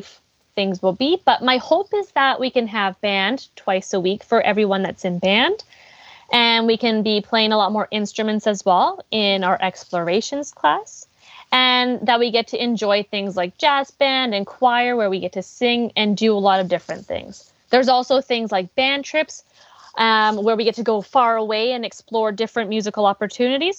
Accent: Abbotsford, British Columbia, Canada; I was born and raised in Abbotsford

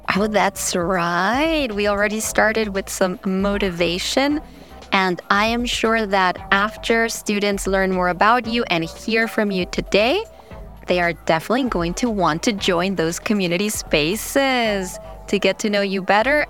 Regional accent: New York, United States; I was born in New York, but my parents are both Colombian

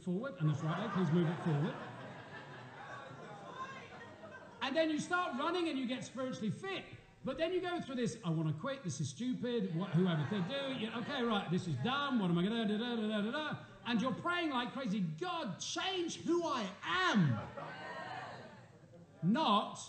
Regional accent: England, United Kingdom; moved away; Us Poms

